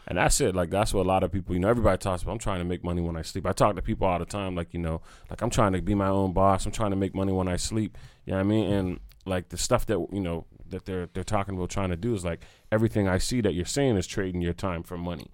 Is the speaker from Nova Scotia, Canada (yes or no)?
yes; North Preston, Nova Scotia, Canada; I'm from North Preston